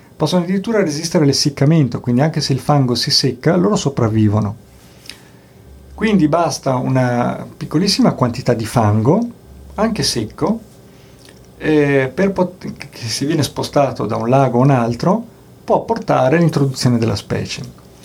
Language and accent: Italian; Bolzano, Trentino-Alto Adige, Italy; sono nato a Bolzano, sono di Bolzano